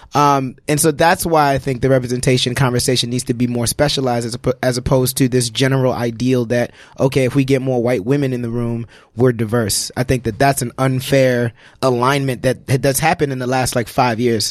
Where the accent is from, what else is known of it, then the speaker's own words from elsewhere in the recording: New York City, New York, United States; growing up in Brooklyn